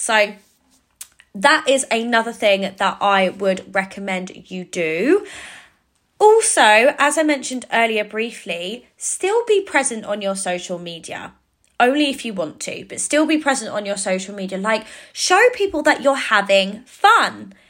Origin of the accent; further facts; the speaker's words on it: Cambridge, East of England, United Kingdom; in Cambridge, which is my hometown